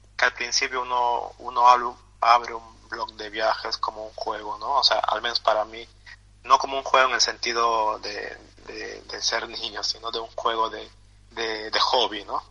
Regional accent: Peru; born or raised there; moved away

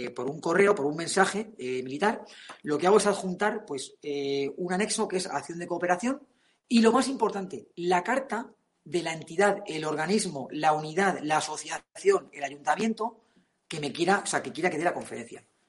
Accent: Spain; somos así, españoles

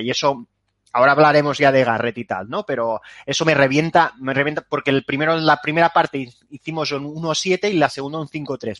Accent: Catalonia, Spain; soy catalán

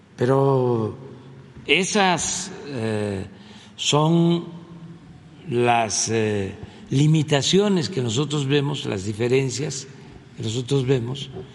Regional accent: Mexico

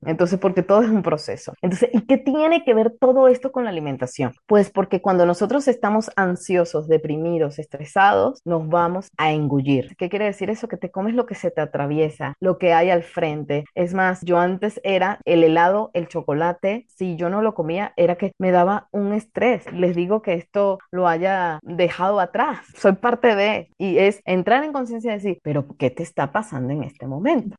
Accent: Mexico; ahorita me tiene en mi país

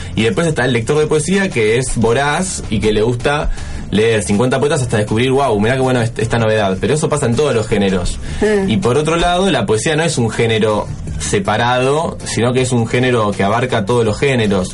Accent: Buenos Aires, Argentina; siendo porteño

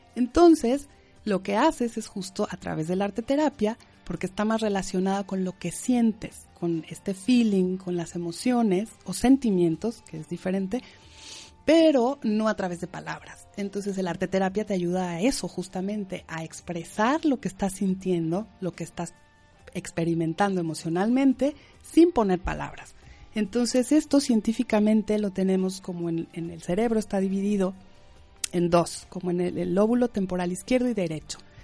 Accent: Mexico; moved away; en México, yo soy mexicana, decimos eh, escuela, no cole, pero bueno, aquí dicen cole

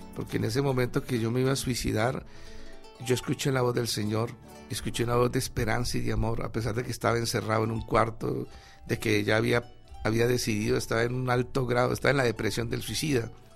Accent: Ibagué, Tolima, Colombia; en el 61 nací en la ciudad de Ibagué

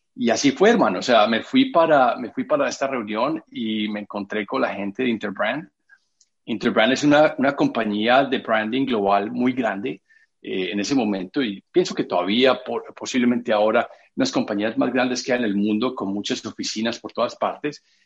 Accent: Medellín, Antioquia, Colombia; moved away as an adult; now in New York, United States; yo soy de Medellín, Colombia, paisa, como, como dicen a todos los de Medellín

